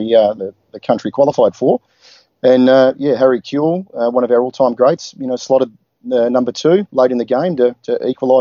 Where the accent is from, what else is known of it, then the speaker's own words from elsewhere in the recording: Adelaide, South Australia, Australia; moved away; I grew up in Adelaide and attended a lot of sport over there with my dad